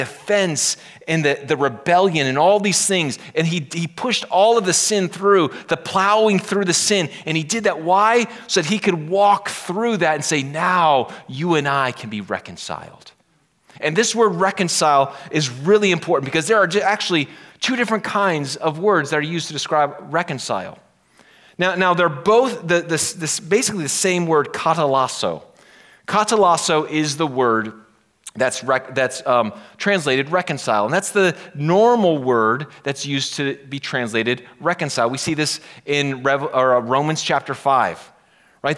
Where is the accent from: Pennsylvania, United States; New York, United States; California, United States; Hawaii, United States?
Pennsylvania, United States; I'm from Pennsylvania